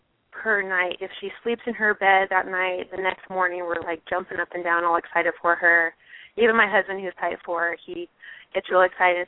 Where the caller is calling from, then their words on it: Snowflake, Arizona, United States; Hi, I'm calling from Snowflake, Arizona.